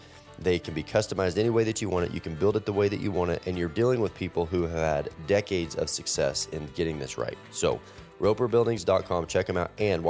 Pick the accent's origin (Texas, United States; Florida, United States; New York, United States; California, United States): Texas, United States; I grew up in Texas